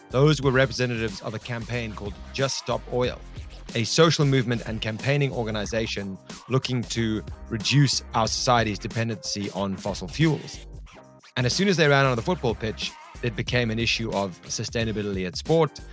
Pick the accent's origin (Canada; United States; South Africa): South Africa; I am South African